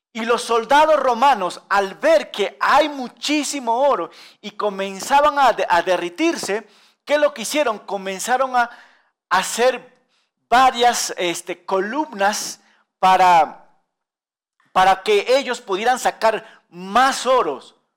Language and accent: Spanish; Peru; nosotros los peruanos, orgullosos